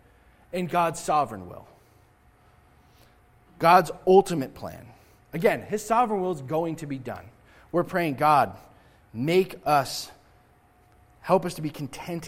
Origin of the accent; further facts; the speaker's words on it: United States